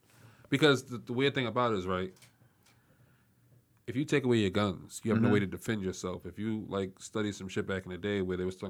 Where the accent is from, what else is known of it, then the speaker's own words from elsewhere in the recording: Boston, Massachusetts, United States; growing up in Boston Public Schools